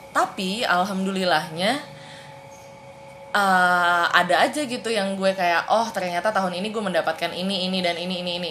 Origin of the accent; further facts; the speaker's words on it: Bogor, West Java, Indonesia; Aku orang Bogor